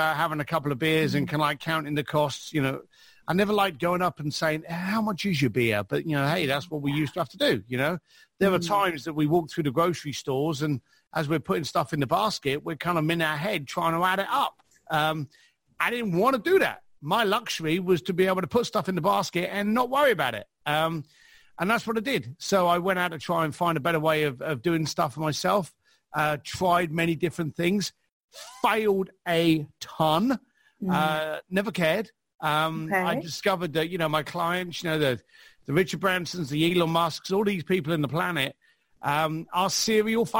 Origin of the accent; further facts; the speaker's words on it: London, United Kingdom; I was a bricklayer from East London.